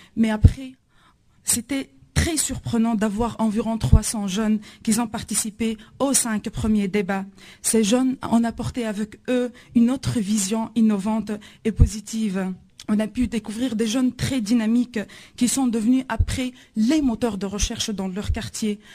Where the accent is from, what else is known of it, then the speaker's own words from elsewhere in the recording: Tunisia; je viens de la Tunisie.